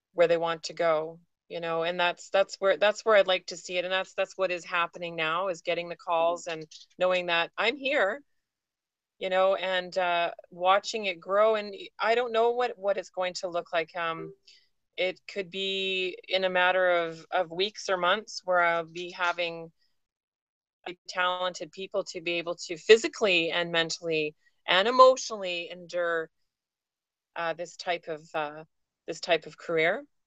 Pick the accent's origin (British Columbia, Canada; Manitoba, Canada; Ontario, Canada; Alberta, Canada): British Columbia, Canada; Vancouver Island; moved away as an adult; now in Vancouver, Canada; I was born and raised on Vancouver Island, so I'm an island girl at heart.